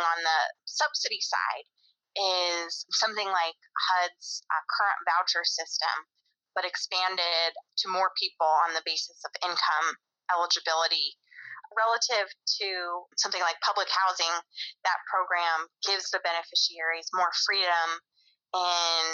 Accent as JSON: {"language": "English", "town": "Grand Junction", "region": "Colorado", "country": "United States", "tie": "born or raised there", "also_born_or_lived": "Baltimore, Maryland", "moved": "as an adult", "lives_now": "Washington, D.C., United States"}